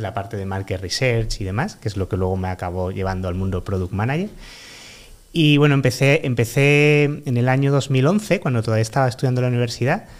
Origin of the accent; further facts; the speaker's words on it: Málaga, Andalusia, Spain; now in Madrid, Spain; yo soy un chico malagueño de 35 años